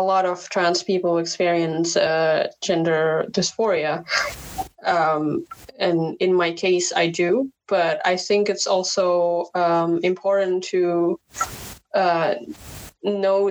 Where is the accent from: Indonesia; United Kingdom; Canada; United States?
Indonesia; first language Indonesian; English is a second language; moved away as an adult; now in Netherlands; I grew up in Indonesia, it's a pretty conservative culture